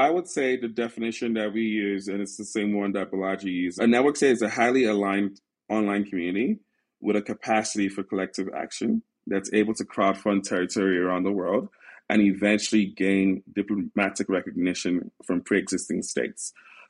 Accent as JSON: {"language": "English", "country": "Nigeria", "said": "when I then would travel back to Africa, specifically Nigeria, and I'm Nigerian"}